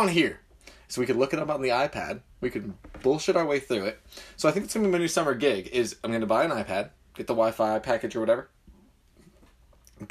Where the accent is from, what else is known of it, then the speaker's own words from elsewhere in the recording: United Kingdom; I'm British